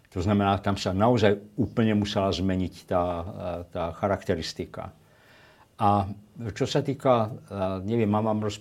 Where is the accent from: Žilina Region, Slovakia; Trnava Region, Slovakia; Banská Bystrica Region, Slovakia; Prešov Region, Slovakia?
Prešov Region, Slovakia; Levoča; now in Brno, Czech Republic; tak ja som to samozrejme vnímal, lebo ja som z Levoče a tam pokrikovali chlapci smradlavý židák a podobne.